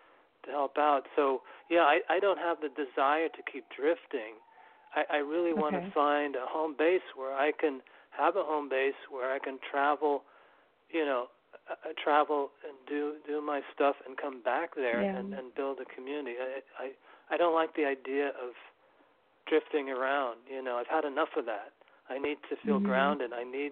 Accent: New York City, New York, United States; moved away as an adult; also born or lived in Massachusetts; now in New York City, United States; I had been living up in Massachusetts for 25 years, but I grew up in New York City, but I was up there for 25 years, and I came back at the end of 2015.

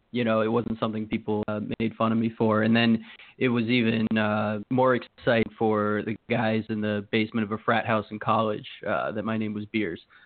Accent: Maryland, United States; moved away as an adult; now in Connecticut, United States; I live in Connecticut now. I grew up in Maryland

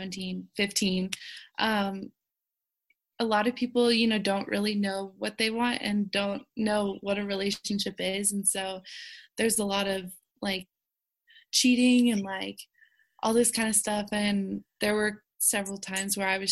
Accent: the South, United States; I was raised in the South where, you know, a huge part of my life was church

